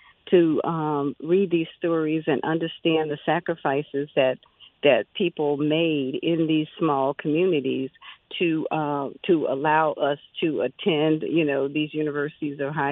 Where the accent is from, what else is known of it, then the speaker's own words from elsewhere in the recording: Mississippi, United States; growing up in Mississippi